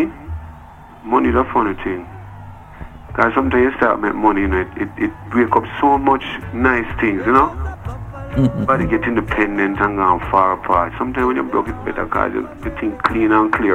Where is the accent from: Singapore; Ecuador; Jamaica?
Jamaica; Kingston; I'm from Denhamtown, I'm from Trenchtown